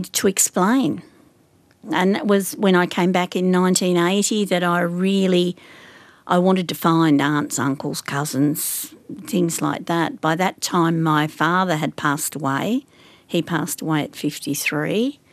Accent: Wagga Wagga, New South Wales, Australia; also born or lived in Sydney, Australia; I was born in Wagga

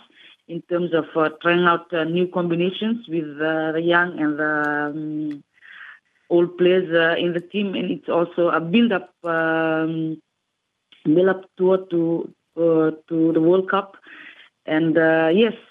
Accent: Rakiraki, Western Division, Fiji; I started playing netball back in my hometown

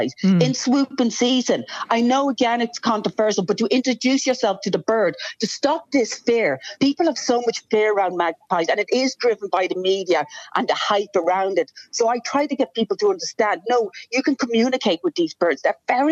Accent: Ireland; also born or lived in United Kingdom; now in Australia; I grew up in Ireland and did most of my education in the UK

